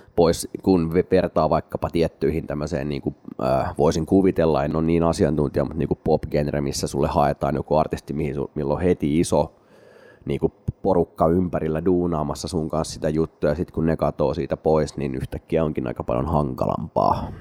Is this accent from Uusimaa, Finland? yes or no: yes; Espoo, Uusimaa, Finland; minä ja Matti olemme espoolaisia keskiluokkaisia tylsiä ihmisiä